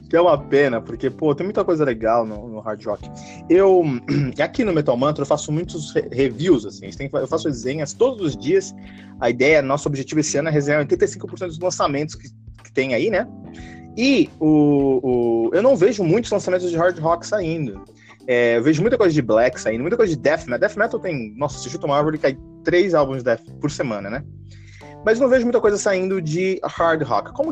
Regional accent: São Paulo, Brazil; A gente é de São Paulo

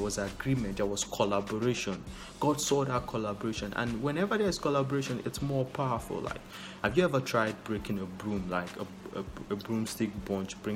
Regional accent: Nigeria; I'm a Nigerian

